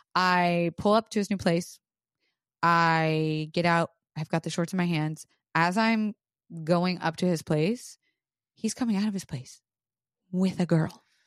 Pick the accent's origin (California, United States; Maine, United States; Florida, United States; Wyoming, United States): Florida, United States; I was raised in Florida